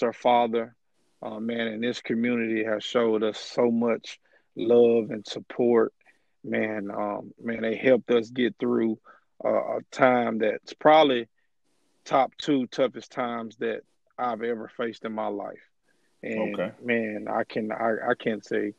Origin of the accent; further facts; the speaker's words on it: Moss Point, Mississippi, United States; moved away as an adult; also born or lived in Birmingham, Alabama; now in Brookhaven, United States; a guy from Moss Point